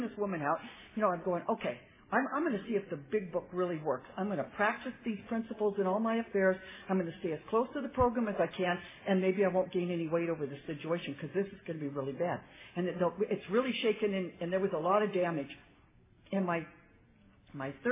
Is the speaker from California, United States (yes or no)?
yes; San Fernando Valley, California, United States; I'm from the San Fernando Valley area